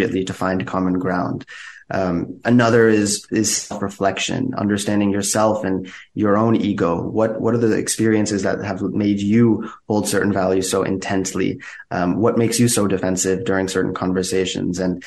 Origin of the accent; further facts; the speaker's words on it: United States; I grew up in the U.S. with two Iranian immigrant parents